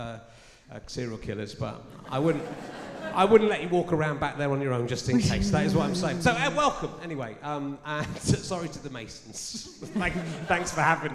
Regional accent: Pocklington, Yorkshire and the Humber, United Kingdom; I was born in Pocklington

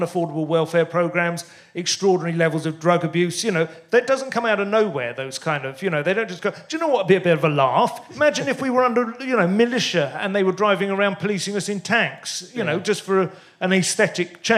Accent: St Albans, East of England, United Kingdom; also born or lived in Luton; I grew up in St Albans

